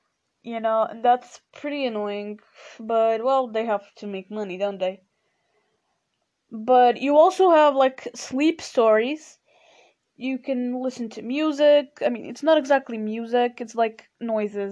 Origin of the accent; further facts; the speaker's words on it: Portugal; first language Portuguese; English is a second language; I'm Portuguese and my main, you know, my mother language is Portuguese